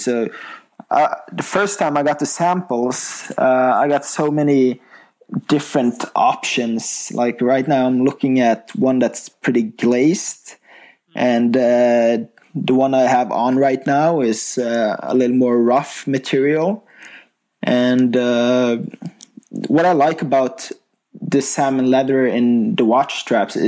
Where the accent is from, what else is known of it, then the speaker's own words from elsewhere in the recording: Bergen, Vestland, Norway; I grew up in Bergen, Norway